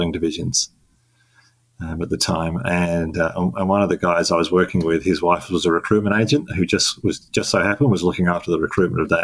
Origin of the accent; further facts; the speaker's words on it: London, United Kingdom; moved away as an adult; now in Melbourne, Australia; I was born in London in the UK. And lived there for 18 years.